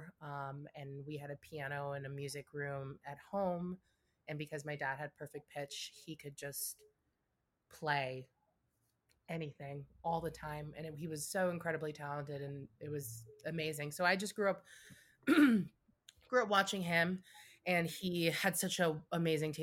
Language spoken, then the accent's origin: English; New York, United States; now in Los Angeles, United States; I grew up in New York for most of my life